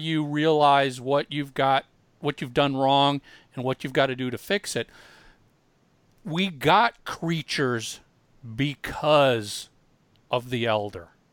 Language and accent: English; Minneapolis, Minnesota, United States; Tommy and I grew up in in Minneapolis